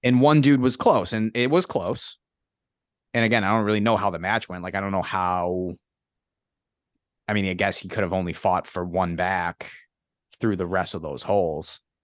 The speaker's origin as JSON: {"language": "English", "area": "hometown near Boston, across the Mystic River", "region": "Massachusetts", "country": "United States", "tie": "born or raised there", "said": "I was able to see Boston from my hometown every time I drove over the Mystic River"}